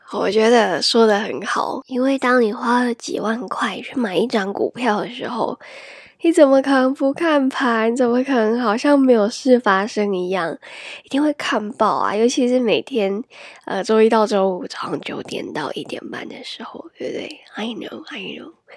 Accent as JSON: {"language": "Chinese", "country": "Taiwan", "said": "if you were born and raised in Taiwan"}